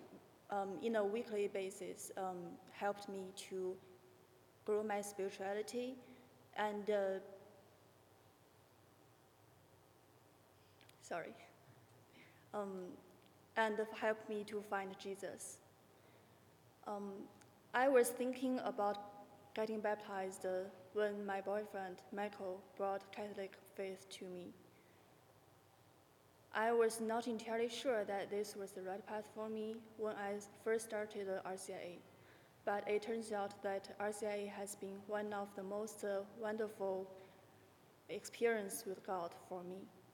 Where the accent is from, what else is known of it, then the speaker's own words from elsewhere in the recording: China; moved away as an adult; also born or lived in Houston, United States; now in Maryland, United States; Growing up in China, my hometown was not very friendly to religions